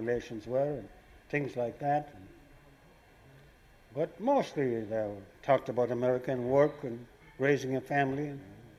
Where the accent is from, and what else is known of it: Ireland; moved away as an adult; now in New York, United States